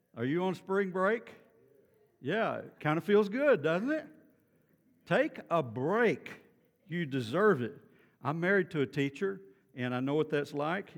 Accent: Beaumont, Texas, United States; I grew up in Beaumont

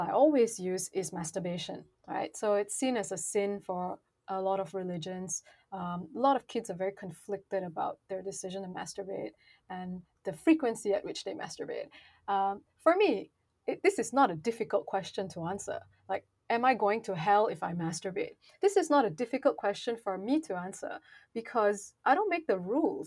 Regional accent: Malaysia; I come from Malaysia

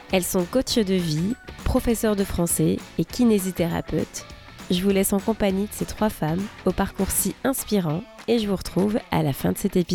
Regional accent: France; now in Seattle, United States; je suis française et je vous parle depuis Seattle cette semaine

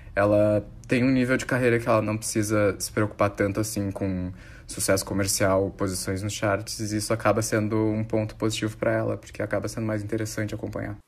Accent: Porto Alegre, Rio Grande do Sul, Brazil; Sou gaúcho, de Porto Alegre

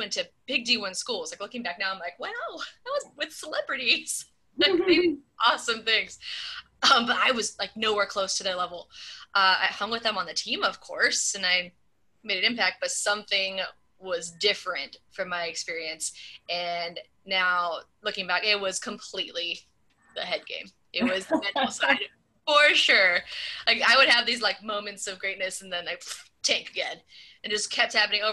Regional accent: Southern California, United States; moved away; I grew up in Southern California.

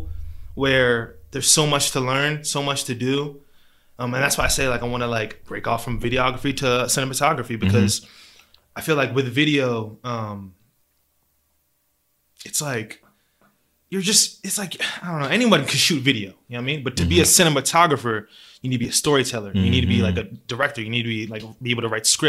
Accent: Gaithersburg, Maryland, United States; also born or lived in Harrisburg, Pennsylvania; I was raised here in Gaithersburg

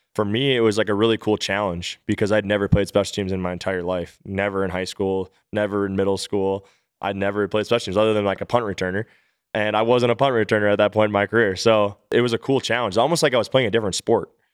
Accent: Minnesota, United States; suiting up for my hometown team

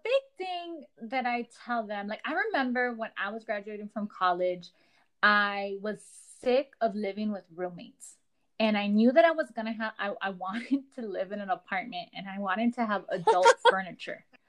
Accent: Los Angeles, California, United States; I am a girl from Echo Park.

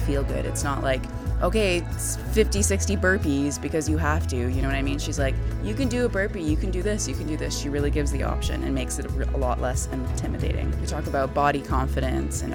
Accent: Vancouver, British Columbia, Canada; Vancouver, which I'm from

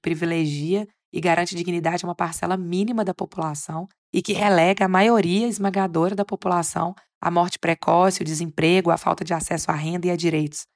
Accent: Minas Gerais, Brazil; sou de Minas Gerais

